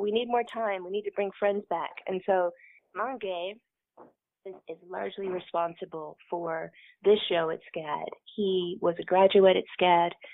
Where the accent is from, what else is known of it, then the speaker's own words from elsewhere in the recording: Kentucky, United States; I am from the South. I'm from Kentucky. I consider that the South.